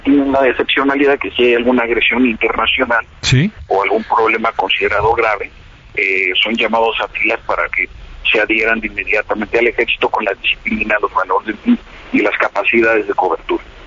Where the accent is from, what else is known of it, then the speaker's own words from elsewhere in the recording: Mexico; como mexicano